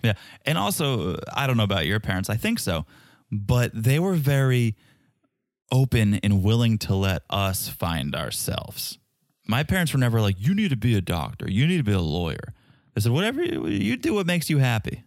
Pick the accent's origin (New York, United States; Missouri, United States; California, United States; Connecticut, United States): Connecticut, United States; New Haven; also born or lived in West Hartford, Connecticut; I was born in New Haven, but I, when I was an adult, a young adult, I lived in West Hartford for several